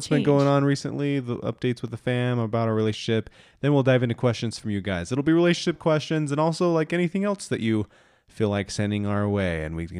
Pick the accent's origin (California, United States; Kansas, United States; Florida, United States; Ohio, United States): Kansas, United States; I grew up in Northwest Kansas and I now live in Central Kansas.